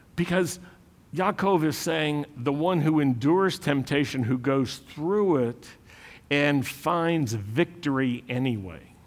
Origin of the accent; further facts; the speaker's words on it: the South, United States; accent: Southern; I, I grew up in the South